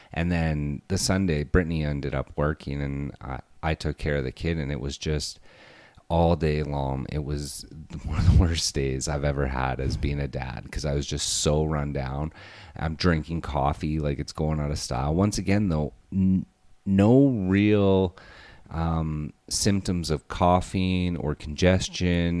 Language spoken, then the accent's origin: English; Alberta, Canada; I'm from Alberta